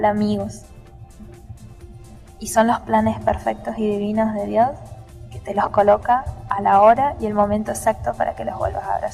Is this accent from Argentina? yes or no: yes; Argentina; soy de Argentina